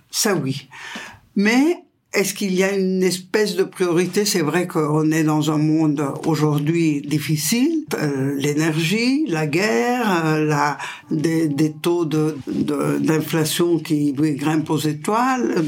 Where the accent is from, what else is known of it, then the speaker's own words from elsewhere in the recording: Italy; French is a second language; je suis italienne et je suis dans la région du Pau, qui est le fleuve le plus important d'Italie